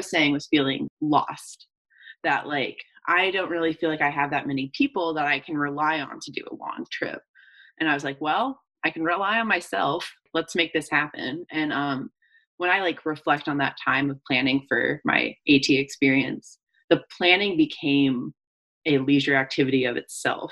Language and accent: English; Atlanta, Georgia, United States; I'm originally from Atlanta, Georgia. Grew up there